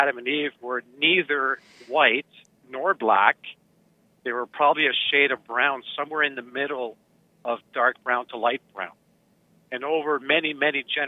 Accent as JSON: {"language": "English", "region": "Ontario", "country": "Canada", "tie": "born or raised there", "said": "I was born in Ontario"}